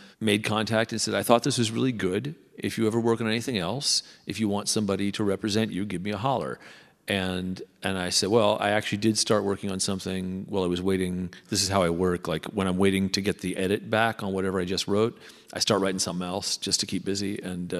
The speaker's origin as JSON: {"language": "English", "region": "Southern California", "country": "United States", "tie": "born or raised there", "said": "I grew up in Southern California"}